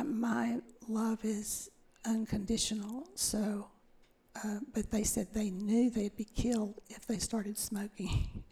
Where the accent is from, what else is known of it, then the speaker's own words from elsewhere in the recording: Fort Worth, Texas, United States; It was a great place to grow up.